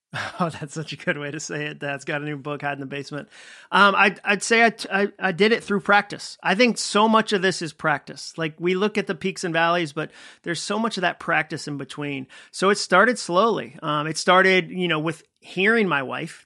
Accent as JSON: {"language": "English", "region": "Massachusetts", "country": "United States", "tie": "born or raised there", "also_born_or_lived": "Birmingham, Alabama", "moved": "as an adult", "said": "I grew up in Massachusetts"}